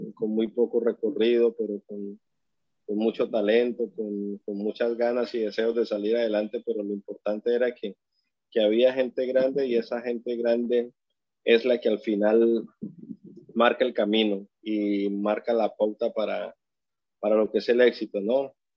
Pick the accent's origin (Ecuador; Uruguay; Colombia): Colombia; como todo colombiano